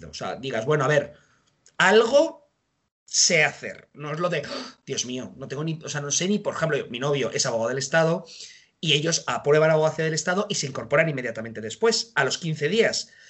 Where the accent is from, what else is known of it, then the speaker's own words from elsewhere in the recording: Madrid, Community of Madrid, Spain; yo soy de Madrid, así que estuve en Madrid